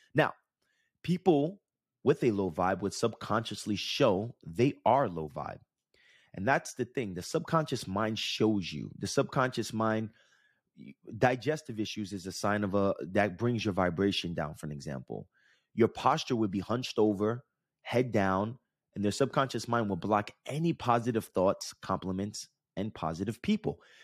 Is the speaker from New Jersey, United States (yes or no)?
yes; New Jersey, United States; I grew up in Jersey and Jersey Shore, not in Jersey Shore, but the, the beach that we went to was in Jersey Shore